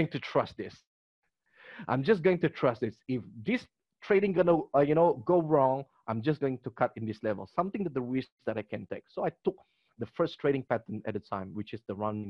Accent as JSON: {"language": "English", "town": "Kota Kinabalu", "region": "Sabah", "country": "Malaysia", "tie": "born or raised there", "said": "my hometown is Kota Kinabalu, Sabah"}